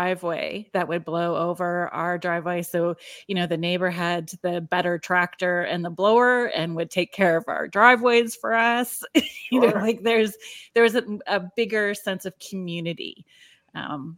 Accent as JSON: {"language": "English", "region": "Northern Ontario", "country": "Canada", "tie": "born or raised there", "said": "I grew up in Northern Ontario"}